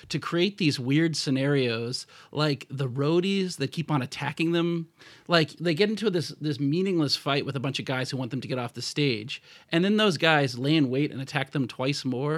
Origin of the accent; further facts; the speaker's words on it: United States; status as an American citizen